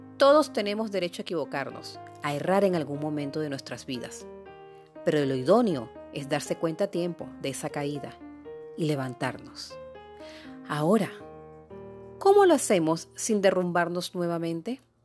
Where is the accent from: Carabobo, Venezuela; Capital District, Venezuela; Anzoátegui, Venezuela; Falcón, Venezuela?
Anzoátegui, Venezuela; Puerto La Cruz; also born or lived in Guayana, Venezuela / Caracas, Venezuela; now in Lechería, Venezuela; venezolana, guayanesa de nacimiento, puertocruzana de crianza, caraqueña de formación y amante de toda mi tierra bonita